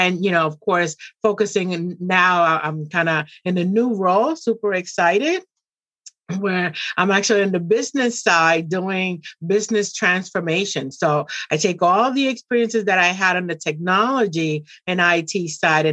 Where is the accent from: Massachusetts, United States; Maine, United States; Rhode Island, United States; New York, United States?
Massachusetts, United States; Boston; also born or lived in Puerto Rico / Dominican Republic; I came to Boston when I was very young. And I've honestly lived in Boston my entire youth